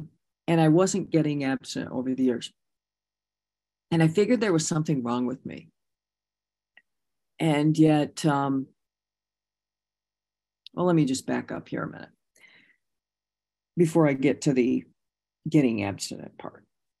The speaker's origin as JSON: {"language": "English", "region": "Michigan", "country": "United States", "said": "because I came from Michigan. We were largely influenced by the 12-step program of Bob Smith from Ohio."}